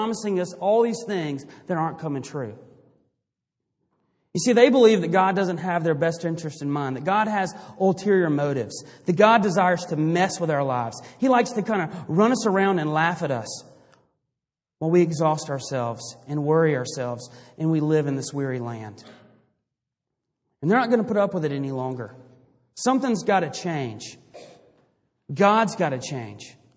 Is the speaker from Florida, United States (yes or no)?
no; Greenville, South Carolina, United States; I grew up in Greenville, South Carolina